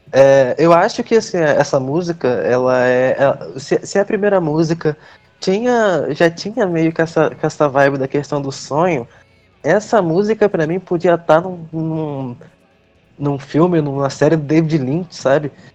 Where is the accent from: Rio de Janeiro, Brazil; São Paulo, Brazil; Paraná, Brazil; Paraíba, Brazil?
Rio de Janeiro, Brazil; eu sou do Rio